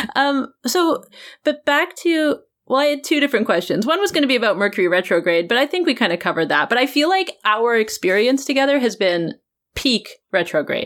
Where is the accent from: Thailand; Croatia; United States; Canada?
Canada; Vancouver, British Columbia; accent: Canadian; moved away; I'm also from the West Coast originally. I'm from Vancouver